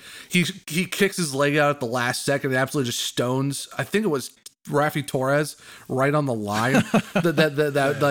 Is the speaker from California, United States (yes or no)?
no; Northeast Ohio, United States; I'm from Northeast Ohio